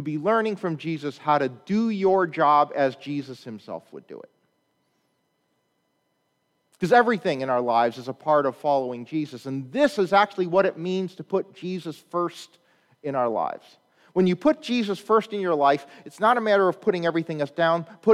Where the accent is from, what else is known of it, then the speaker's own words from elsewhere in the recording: Chicago, Illinois, United States; I'm from Chicago